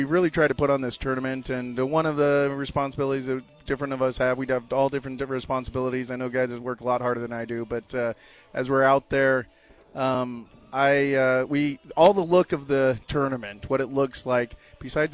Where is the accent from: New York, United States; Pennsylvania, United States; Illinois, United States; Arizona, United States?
Arizona, United States; Phoenix; also born or lived in Tucson; now in Scottsdale, United States; I'm from Phoenix, Arizona. Born and raised in Phoenix.